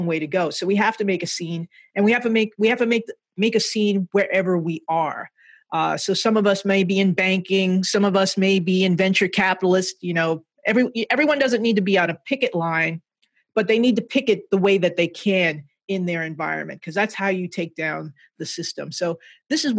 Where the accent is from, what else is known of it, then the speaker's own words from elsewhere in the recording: Jersey City, New Jersey, United States; I was a nerdy little kid growing up in Jersey City, working class neighborhood.